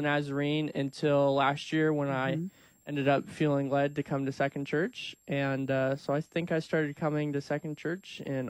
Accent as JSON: {"language": "English", "town": "Danville", "region": "Illinois", "country": "United States", "tie": "born or raised there", "said": "I grew up in Danville."}